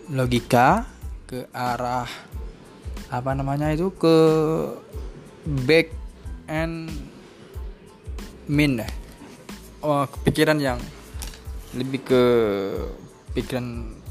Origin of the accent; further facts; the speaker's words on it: Banda Aceh, Aceh, Indonesia; saya aslinya dari Aceh yaitu kelahiran Banda Aceh.